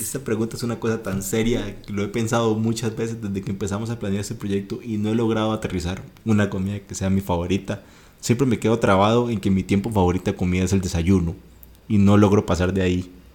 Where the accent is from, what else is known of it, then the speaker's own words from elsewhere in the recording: Guanacaste, Costa Rica; soy originario de Guanacaste